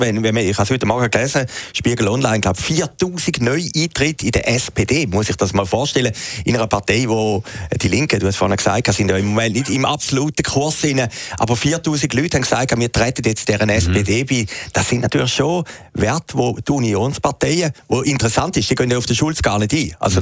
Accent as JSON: {"language": "German", "country": "Switzerland", "said": "als Schweizer"}